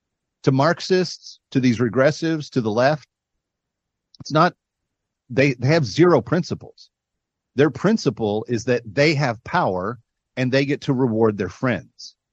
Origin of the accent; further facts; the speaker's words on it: Fort Worth, Texas, United States; I grew up in the Fort Worth area.